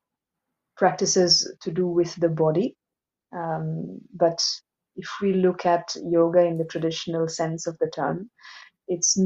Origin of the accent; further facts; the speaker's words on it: Assam, India; moved away as an adult; now in Switzerland; I'm from India. I was born in Assam, in the northeast of India, in a traditional Brahmin Hindu family